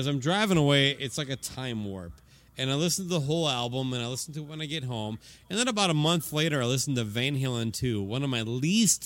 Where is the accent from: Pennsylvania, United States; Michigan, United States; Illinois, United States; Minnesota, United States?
Minnesota, United States; Medford; moved away; my hometown of Medford, Minnesota